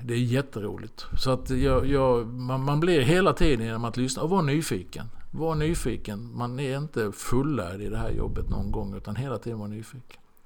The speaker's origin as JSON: {"language": "Swedish", "town": "Halmstad", "region": "Halland County", "country": "Sweden", "tie": "born or raised there", "also_born_or_lived": "Norrköping", "moved": "yes", "said": "jag eh, växte upp hemma i Halmstad med fyra syskon."}